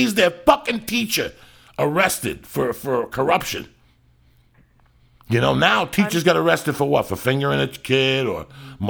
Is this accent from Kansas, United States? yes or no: no; North Bergen, New Jersey, United States; moved away; I'm still from North Bergen. It makes me who I am today.